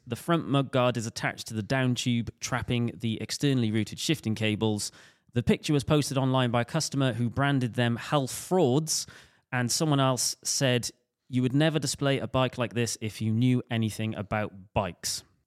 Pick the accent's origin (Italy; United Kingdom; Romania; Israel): United Kingdom; Welsh, Wales; me being Welsh